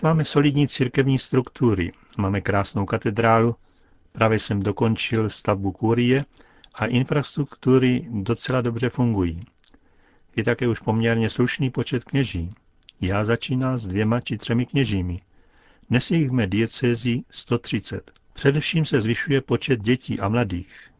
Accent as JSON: {"language": "Czech", "country": "Belarus", "tie": "born or raised there", "moved": "yes", "said": "narodil jsem se v Bělorusku"}